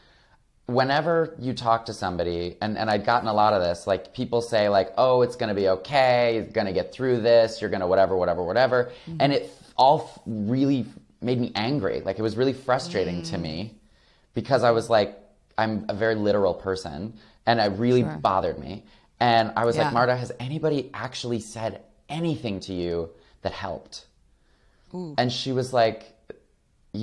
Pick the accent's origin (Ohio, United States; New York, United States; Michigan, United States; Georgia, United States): Michigan, United States; Flint; moved away as an adult; also born or lived in Los Angeles; I grew up queer in Flint, Michigan